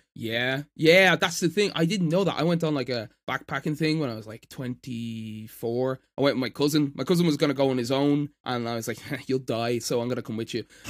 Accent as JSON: {"language": "English", "country": "Ireland", "accent": "Irish", "said": "I'm Irish"}